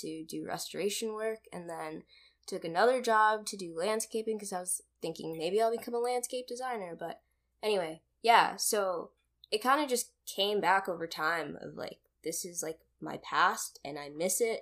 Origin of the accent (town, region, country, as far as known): United States; born or raised there; also born or lived in Kenya